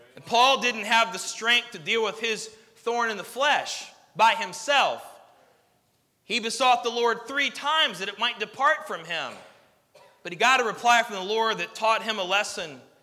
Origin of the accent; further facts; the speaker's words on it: United States; as an American citizen